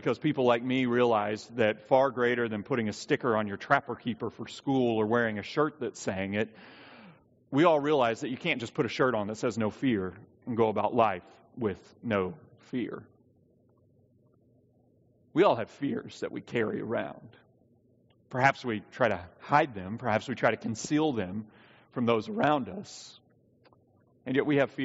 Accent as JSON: {"language": "English", "region": "the South", "country": "United States", "tie": "born or raised there", "said": "I was raised in the South."}